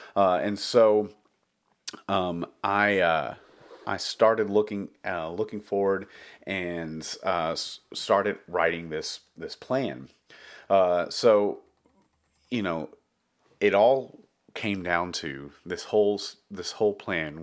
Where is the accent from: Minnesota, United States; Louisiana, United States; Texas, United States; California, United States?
Texas, United States; Dallas; also born or lived in Round Rock, Texas / Austin, Texas / San Marcos, Texas / Taylor, Texas; I grew up in Texas, uh, in Dallas, Texas